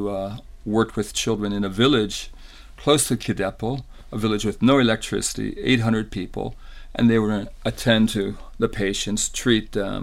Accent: United States; moved away as an adult; also born or lived in Indonesia / Greece; the Catholic neighborhoods I grew up in the States

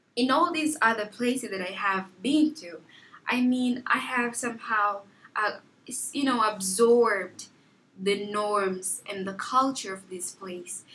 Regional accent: Lubango, Huíla, Angola; also born or lived in Luanda, Angola; now in United States; home is really the place where I was born, born, where I grew up, where my childhood memories are

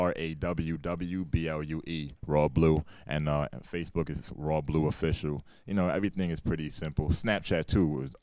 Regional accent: upstate New York, United States; also born or lived in Brooklyn, New York; I grew up upstate New York, so I'm really repping that 845

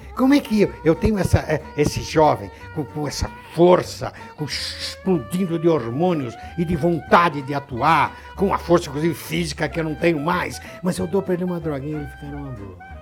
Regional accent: Santos, São Paulo, Brazil; Quando eu estudava na minha cidade de Santos, onde eu nasci

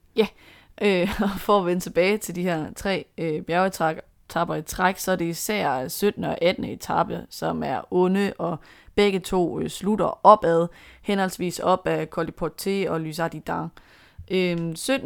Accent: Denmark

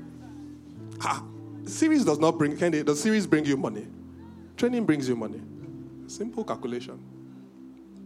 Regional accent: Benin; I'm from Benin

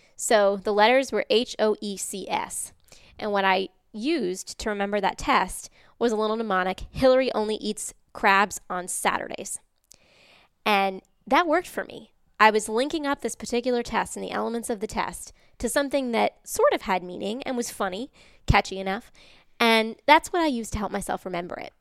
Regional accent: Massachusetts, United States; moved away; I'm from Massachusetts originally, so I'm what they call a masshole in traffic

